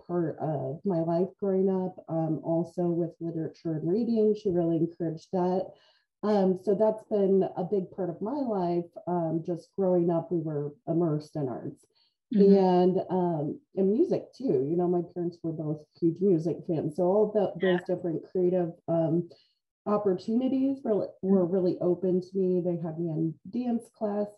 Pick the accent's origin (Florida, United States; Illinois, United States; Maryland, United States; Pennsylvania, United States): Illinois, United States; Bloomington; I'm from Bloomington Normal. I grew up here